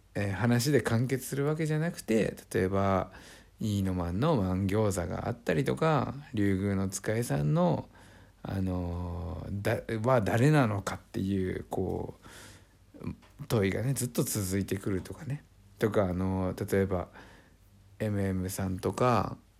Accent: Niigata, Japan; born or raised there

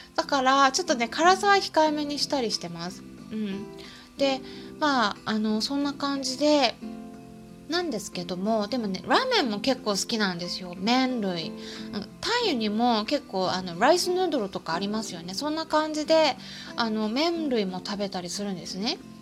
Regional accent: Japan; 私は日本人

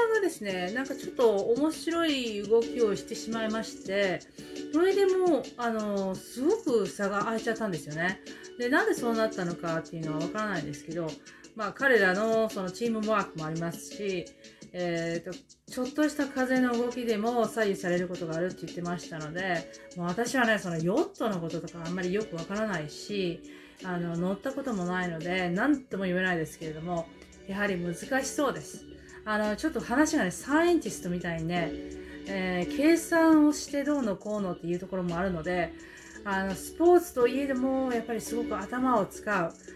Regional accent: New Zealand; 私たちはニュージーランド人

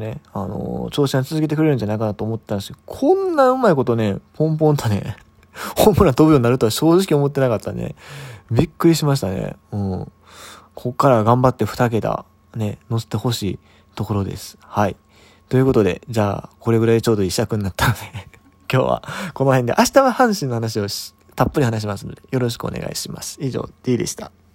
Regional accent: Kansai, Japan; 関西人なんで

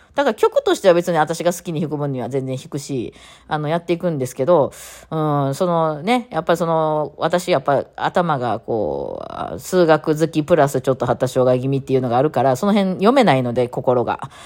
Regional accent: Japan; 日本にこう生まれ育ってると、無宗教

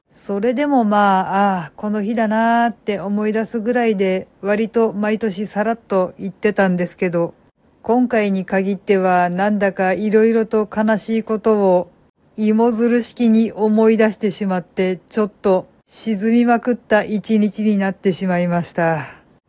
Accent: Kansai, Japan; moved away; 私はもともと関西人で、その日その時間は当然実家で寝てたわけなんですけど

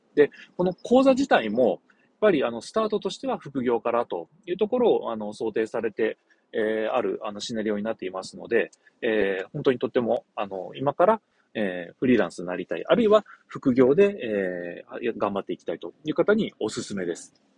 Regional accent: Shimonoseki, Yamaguchi, Japan; 地元下関

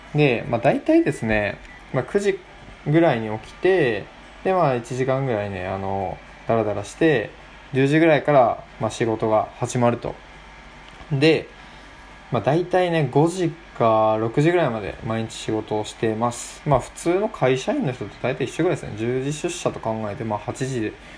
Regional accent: Kochi, Japan; moved away as an adult; also born or lived in Tokyo; 僕は高知で生まれ育った

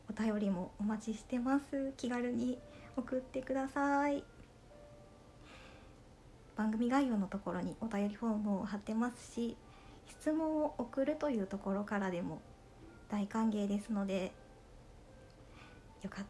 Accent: Okayama, Japan; now in Kansai, Japan; 私はもともと岡山の出身で関西人ではなかったわけですけど今は関西人のつもりですし関西弁は好きなので楽しく読めますね

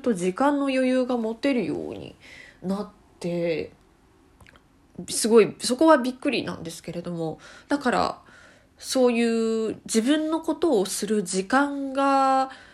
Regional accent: Tokyo, Japan; moved away as an adult; now in Yokohama, Japan; 私はもともと東京で生まれ育ちまして

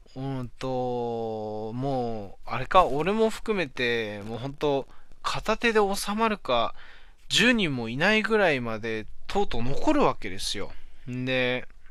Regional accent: Hachinohe, Aomori, Japan; moved away; まだ地元八戸にいた頃

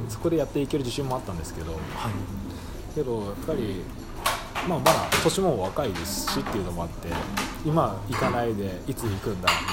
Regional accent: Kagoshima, Japan; moved away as an adult; also born or lived in Fukuoka; now in Tokyo, Japan; 生まれがですね、 えーと、鹿児島の方で生まれまして

